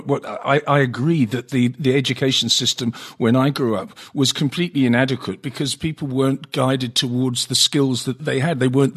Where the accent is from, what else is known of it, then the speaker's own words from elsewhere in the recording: England, United Kingdom; when I grew up in England and I was educated at a state school